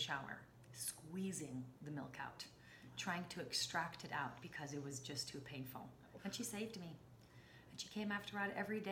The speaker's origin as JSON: {"language": "English", "town": "Jerusalem", "region": "Jerusalem District", "country": "Israel", "tie": "born or raised there", "said": "I was born and raised in Jerusalem"}